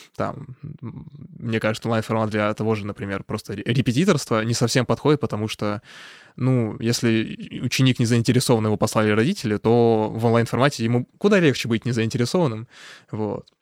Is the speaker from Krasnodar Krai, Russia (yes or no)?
yes; Krasnodar, Krasnodar Krai, Russia; moved away; also born or lived in Saint Petersburg; я тоже из Краснодара